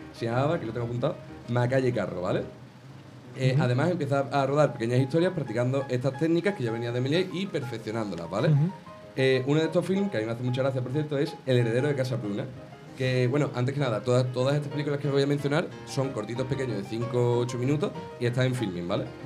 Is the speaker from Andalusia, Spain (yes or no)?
yes; Jerez de la Frontera, Andalusia, Spain; yo que soy de Jerez